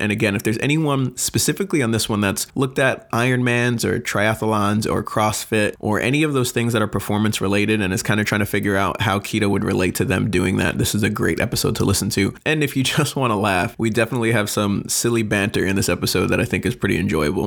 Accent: Long Island, Suffolk County, New York, United States; moved away; I'm originally from New York

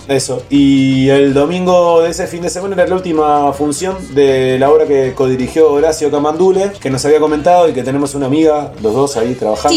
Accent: Uruguay; nací en Uruguay

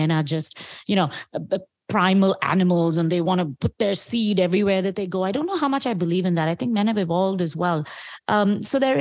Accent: India; as an Indian woman

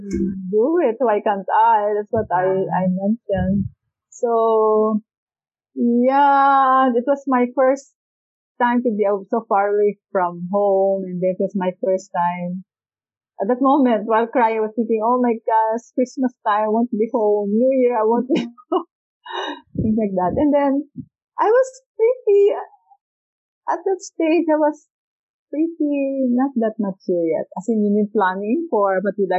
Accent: Philippines; moved away as an adult; also born or lived in Hong Kong

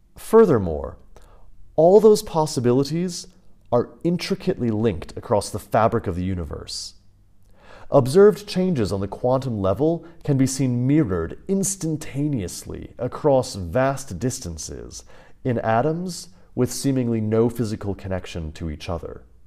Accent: United States; moved away as an adult; also born or lived in Kansas; growing up in the States, life there felt foreign.

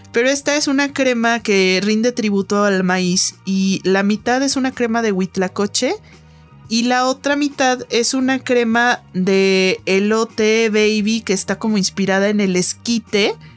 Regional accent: Guadalajara, Jalisco, Mexico; moved away; allá en mi tierra en Guadalajara

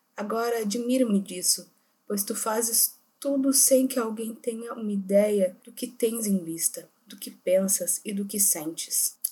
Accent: Rio Grande do Sul, Brazil; somos gaúchos, estudantes da Universidade Federal do Rio Grande do Sul

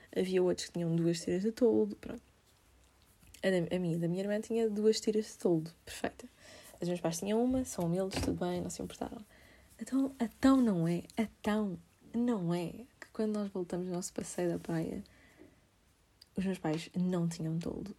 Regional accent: Amadora, Lisbon, Portugal; sou da Amadora

